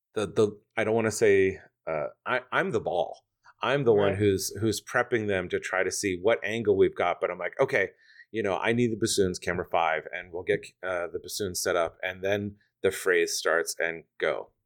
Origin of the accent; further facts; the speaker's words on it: Stroudsburg, Pennsylvania, United States; also born or lived in New York City; now in Detroit, United States; I'm from a small town in the Poconos, Stroudsburg, Pennsylvania